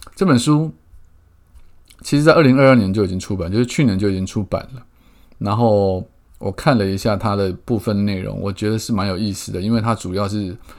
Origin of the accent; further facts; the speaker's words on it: Keelung, Taiwan; 我从小在基隆长大